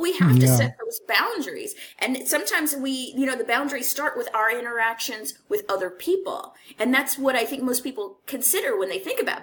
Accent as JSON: {"language": "English", "town": "Houston", "region": "Texas", "country": "United States", "tie": "born or raised there", "also_born_or_lived": "Los Angeles", "moved": "as an adult", "said": "I left Houston, which is my hometown"}